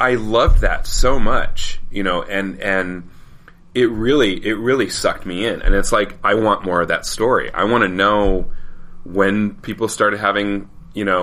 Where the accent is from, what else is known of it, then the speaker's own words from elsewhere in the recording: Colorado, United States; See, I grew up in Colorado and Colorado by nature has no unless you're the, from the southeast corner of the state, there's no real accent for Colorado.